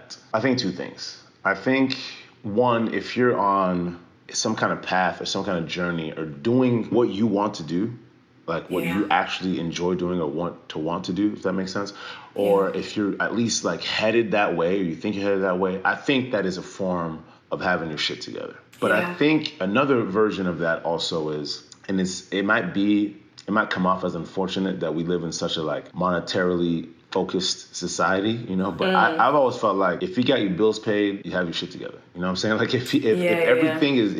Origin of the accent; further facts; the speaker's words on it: Texas, United States; first language French; English is a second language; also born or lived in France / Montreal, Quebec, Canada / Democratic Republic of the Congo; now in Austin, United States; I lived in Montreal for quite some time until I was about 9. And then we moved to Texas.